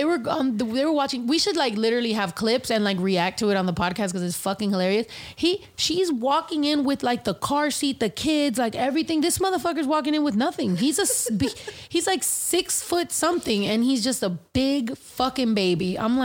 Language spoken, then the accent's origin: English; San Diego, California, United States; I grew up in San Diego partially, and San Diego is mostly Filipino